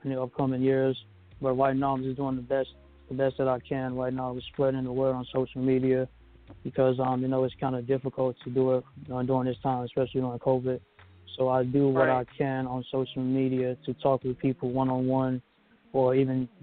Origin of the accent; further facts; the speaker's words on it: Birmingham, Alabama, United States; I'm originally from Birmingham, Alabama. I've been here my whole life ever since I was born